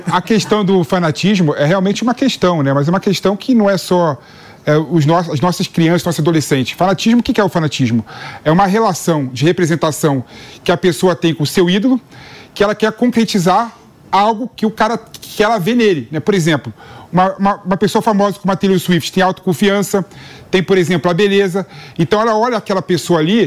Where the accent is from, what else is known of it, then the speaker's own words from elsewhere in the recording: Brazil; nós somos brasileiros